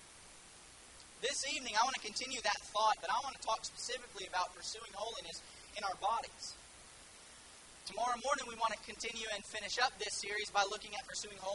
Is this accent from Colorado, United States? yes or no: no; Houston, Texas, United States; moved away as an adult; now in Harlingen, United States; I'm originally from the Houston area, but we are living in Harlingen, Texas currently